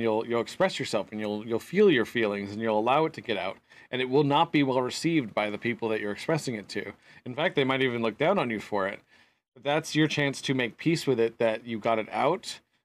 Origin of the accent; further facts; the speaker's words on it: United States; Being American